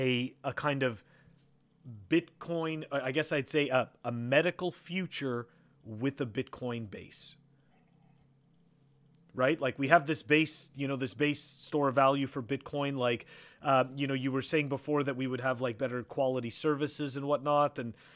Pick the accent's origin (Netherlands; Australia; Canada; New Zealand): Canada; So look, I come from Canada, so I know what it's like to have socialized medicine. I moved here.